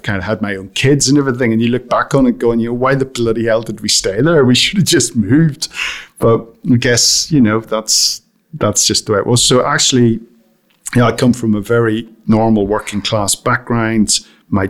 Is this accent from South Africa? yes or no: no; County Armagh, Northern Ireland, United Kingdom; moved away; I grew up in County Armagh in Northern Ireland, right at the height of the Troubles, so through the 70s and the 80s